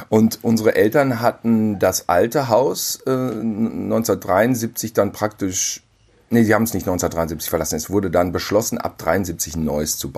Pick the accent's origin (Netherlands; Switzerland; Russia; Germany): Germany; North Rhine-Westphalia; Ja, ja, und wir sind zusammen aufgewachsen in Ostwestfalen auf dem Lande auf einem Bauernhof.